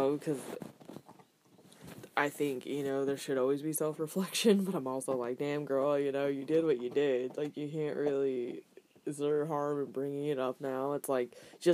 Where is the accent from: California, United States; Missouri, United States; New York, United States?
California, United States; Northern; growing up in NorCal